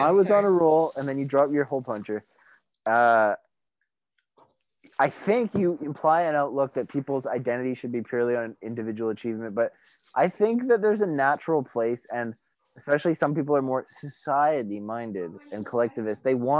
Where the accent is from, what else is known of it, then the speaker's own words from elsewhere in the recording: Canada; But we're Canadian.